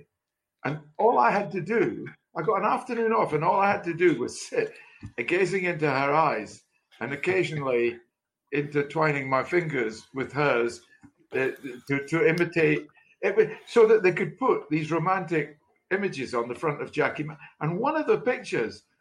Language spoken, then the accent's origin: English; Dundee, Scotland, United Kingdom; also born or lived in London; I was born in London and moved up to Dundee